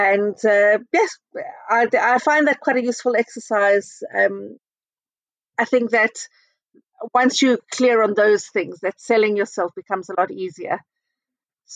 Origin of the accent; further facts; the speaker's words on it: South Africa; moved away as an adult; also born or lived in Israel; now in United Kingdom; we went back to South Africa when I was 10 and I grew up in South Africa